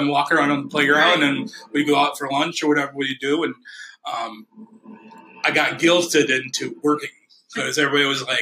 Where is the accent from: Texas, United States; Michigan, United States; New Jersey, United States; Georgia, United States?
Michigan, United States; Alpena; also born or lived in Detroit, Michigan; growing up in Alpena, but having spent a lot of time downstate.